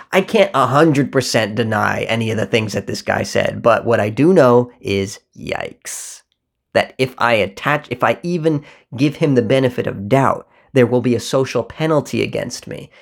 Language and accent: English; United States; There is only a me that exists in America where those two worlds meet